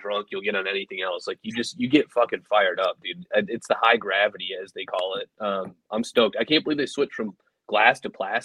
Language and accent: English; Elkhart, Indiana, United States; I grew up in Northern Indiana.